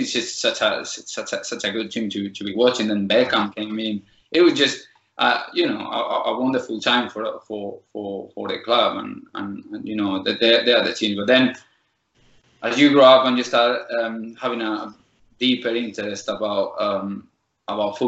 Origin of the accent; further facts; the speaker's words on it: Sotillo de la Adrada, Castile and León, Spain; English is a second language; moved away as an adult; now in England; I'm from near Madrid region. I'm from Avila, from a small village in Sotillo de la Rada